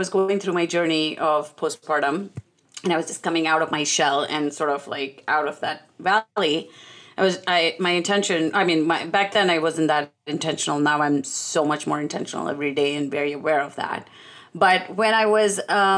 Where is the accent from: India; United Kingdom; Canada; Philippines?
India; I'm Indian